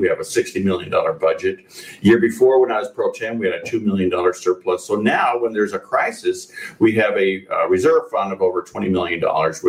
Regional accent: Phoenix, Arizona, United States; now in California, United States; My hometown, Phoenix.

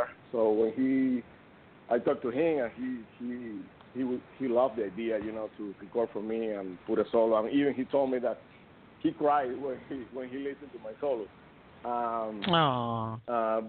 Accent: Cuba; moved away; I'm from Cuba

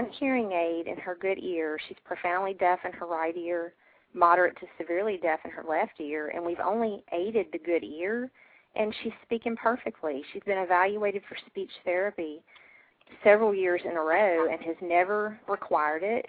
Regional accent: Deep South, United States; I'm from the Deep South

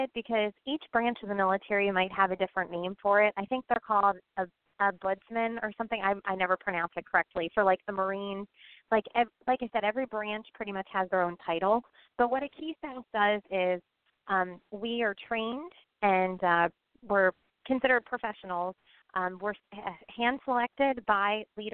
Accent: Pennsylvania, United States; moved away as an adult; also born or lived in Oklahoma; now in New Jersey, United States; I hail from Pennsylvania

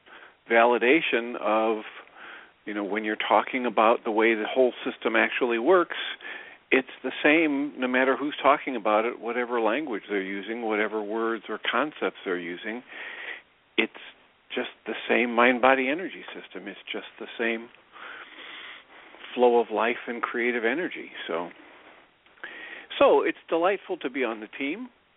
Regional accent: Midwest, United States; growing up in the Midwest

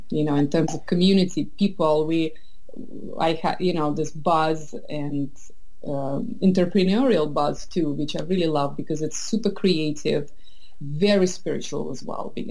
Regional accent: Estonia; also born or lived in St. Petersburg, Russia / United Kingdom / France / Boston, United States; now in San Francisco Bay Area, United States; I was born in St. Petersburg. I grew up in wow. Estonia, which is very similar, but yet so different culturally.

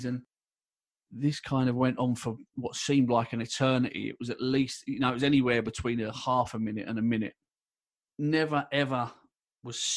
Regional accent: London, United Kingdom; I was born and raised in London

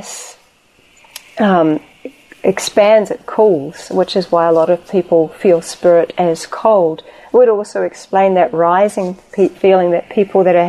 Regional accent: New Zealand; my home country of New Zealand

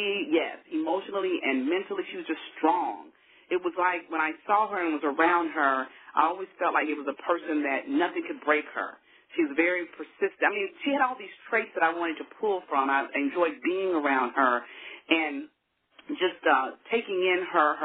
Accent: Arkansas, United States; also born or lived in New Orleans; now in Texas, United States; growing up in Arkansas, it's a small community, very small town

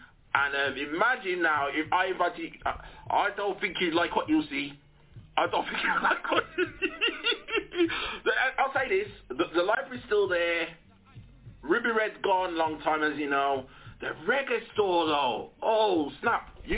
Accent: Wolverhampton, West Midlands, United Kingdom; I'm from Wolverhampton as well, you see. I'm from Wolverhampton.

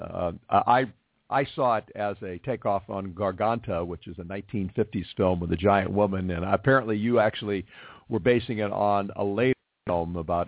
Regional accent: Los Angeles, California, United States; my hometown, the city of Los Angeles.

